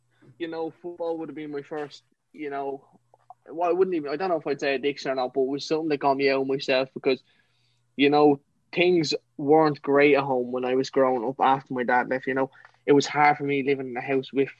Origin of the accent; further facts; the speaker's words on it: County Kildare, Ireland; I'm from County Kildare, a little small place called Rockcoffee.